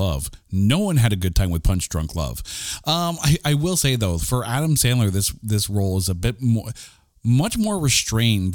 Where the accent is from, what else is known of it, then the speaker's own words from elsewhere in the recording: Canada; Because I am Canadian